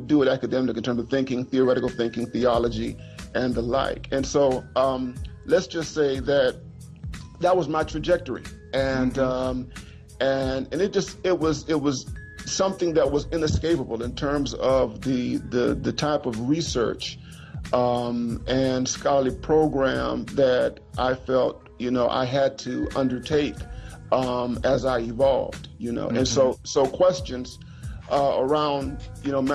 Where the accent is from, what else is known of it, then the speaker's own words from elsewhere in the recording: Miami, Florida, United States; I'm a, you know, Floridian. I grew up in Miami, Florida.